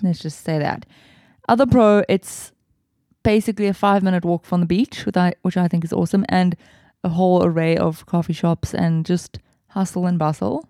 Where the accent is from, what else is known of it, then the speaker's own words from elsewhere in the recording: Cape Town, Western Cape, South Africa; when you're used to growing up in the Southern Peninsula